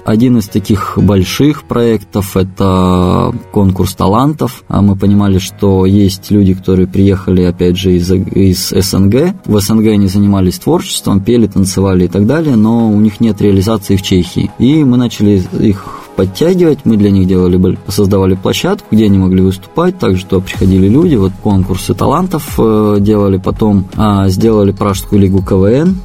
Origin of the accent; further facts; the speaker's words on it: Pavlodar, Pavlodar Region, Kazakhstan; now in Prague, Czech Republic; я приехал из, из Павлодара в Чехию